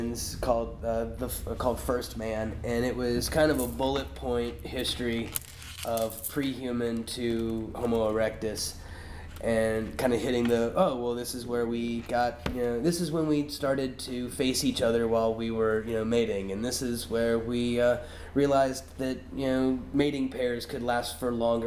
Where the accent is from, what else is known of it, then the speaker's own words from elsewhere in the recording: United States; I'm from the United States